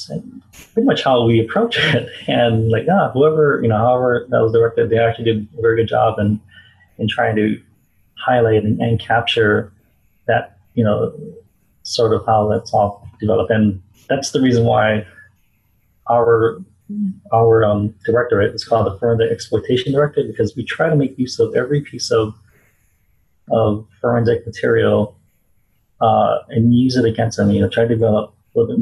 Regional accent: Honolulu, Hawaii, United States; I was born and raised in Hawaii, Honolulu, Hawaii

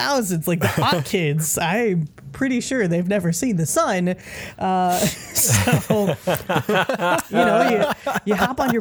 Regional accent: Chicago, Illinois, United States; I grew up in Chicago

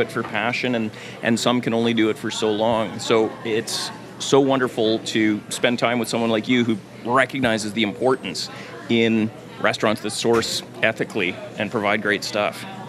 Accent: Thunder Bay, Ontario, Canada; now in Vancouver, Canada; I grew up in Thunder Bay.

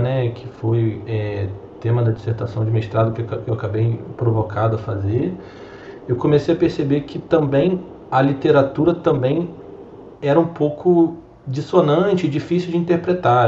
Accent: Rio de Janeiro, Brazil; sou natural aqui do Rio de Janeiro mesmo

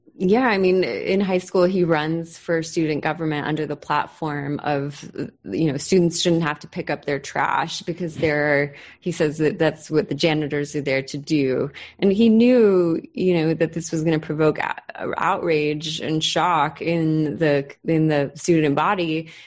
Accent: Southern California, United States; which is the same time that I grew up in Southern California. I'm just a couple years younger than him, and I grew up a couple hours south of where he did

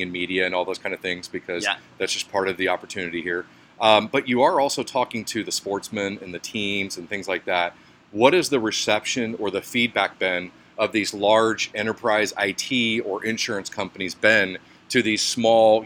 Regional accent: Texas, United States; I'm from Texas

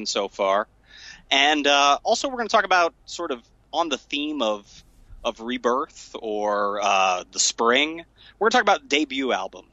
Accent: central Illinois, United States; growing up in a small town in central Illinois

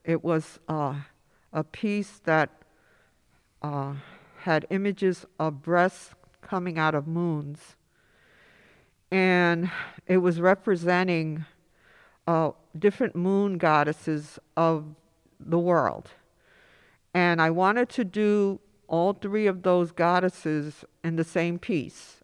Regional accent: New York City, New York, United States; also born or lived in Upper East Side, Manhattan; growing up in Inwood

